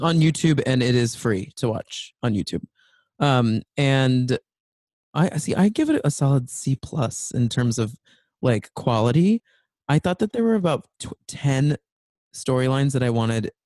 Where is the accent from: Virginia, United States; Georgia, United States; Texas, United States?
Texas, United States; I'm also from Texas